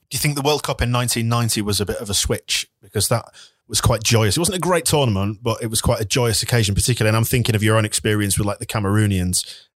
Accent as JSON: {"language": "English", "town": "Bradford", "region": "Yorkshire and the Humber", "country": "United Kingdom", "said": "I'm from Bradford"}